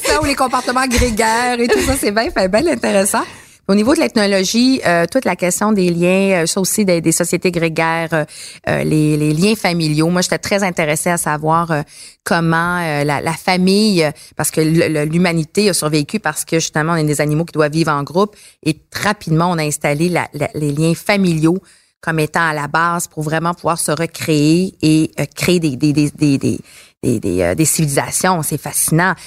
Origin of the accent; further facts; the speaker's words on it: Abitibi, Quebec, Canada; now in Montreal, Canada; je viens de l'Abitibi